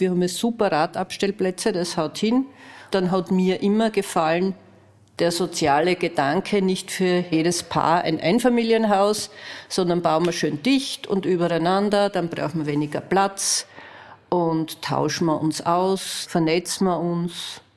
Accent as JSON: {"language": "German", "town": "Graz", "region": "Styria", "country": "Austria", "said": "ich mein ganzes Leben lang als Grazerin gehört habe"}